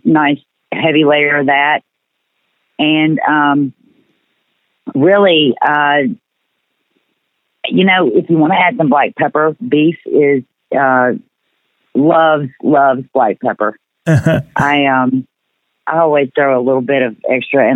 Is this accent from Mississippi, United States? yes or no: yes; Mississippi Delta, United States; I'm from the Delta, in the Mississippi Delta